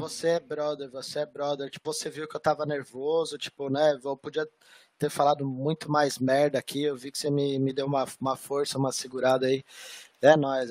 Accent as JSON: {"language": "Portuguese", "country": "Brazil", "said": "Eu sou brasileiro, velho. Eu sou brasileiro."}